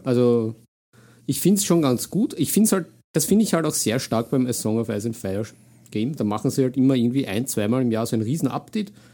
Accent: Vienna, Austria; bin ja Wiener durch und durch

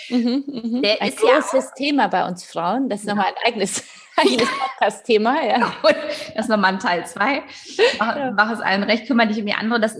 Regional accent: Northern Germany, Germany; Ich komme ja aus Norddeutschland

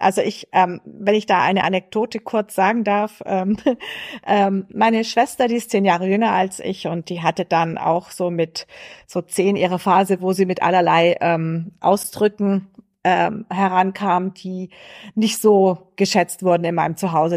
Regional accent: Swabia, Baden-Württemberg, Germany; accent: Swabian; der schwäbische Dialekt für mich auch ein Stück Heimat, äh, weil ich hier aufgewachsen bin

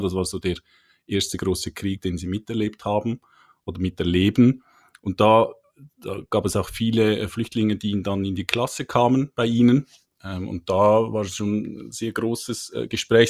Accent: Switzerland; accent: Swiss; komme aus der Schweiz, wie man hört.

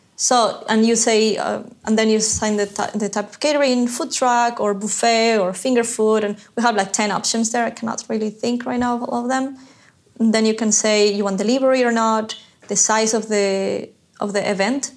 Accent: Ecuador; I'm from Ecuador

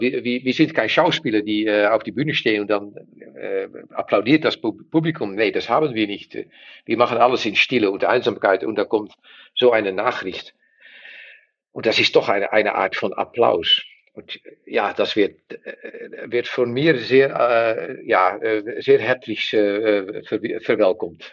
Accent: Netherlands; German is a second language; wir sind Niederländer

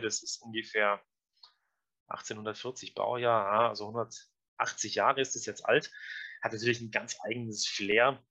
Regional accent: Allgäu, Bavaria, Germany; Jetzt sind wir aus dem Allgäu, relativ ländliche Gegend

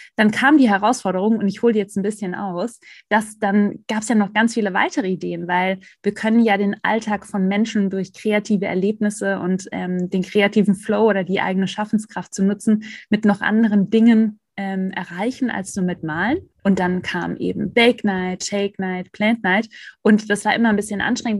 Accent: Black Forest / Swabian Jura, Baden-Württemberg, Germany; Ich bin im Schwarzwald beziehungsweise auf der Schwäbischen Alb aufgewachsen

